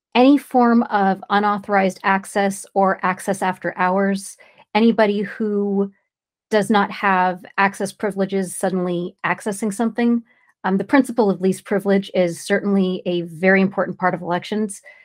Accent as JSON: {"language": "English", "region": "California", "country": "United States", "said": "I'm from California."}